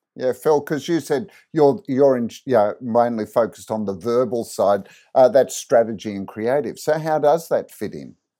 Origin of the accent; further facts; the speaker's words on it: Australia; growing up in Australia